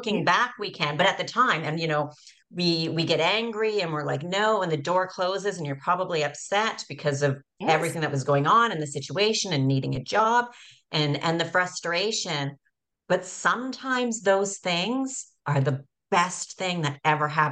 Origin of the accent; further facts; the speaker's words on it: Canada; born in Canada